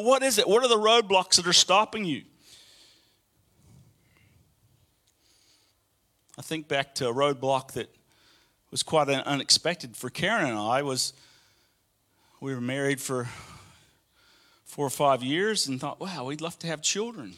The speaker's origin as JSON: {"language": "English", "town": "Birmingham", "region": "Alabama", "country": "United States", "tie": "born or raised there", "moved": "yes", "said": "one of the long highways that goes through my hometown in Birmingham, Alabama, is I-20"}